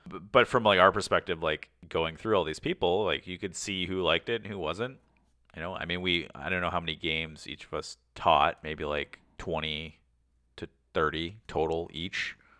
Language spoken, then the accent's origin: English; Canada; we're Canadian